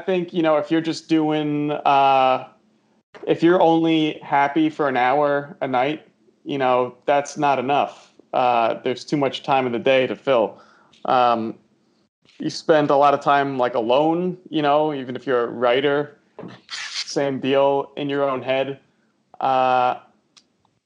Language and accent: English; Westchester, New York, United States; I'm from New York originally. I was born yeah. in the city, but when I was about 4, my parents moved to Westchester, just outside the city, so grew up mostly there